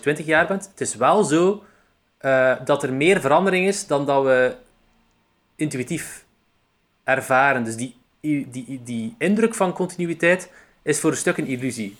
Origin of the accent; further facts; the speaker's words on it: Roeselare, Flanders, Belgium; accent: Roeselare dialect (West Flemish); also born or lived in Ghent; die zeer typisch is voor het Roeselaarse dialect. Nou. Dus dat ook mijn dialect is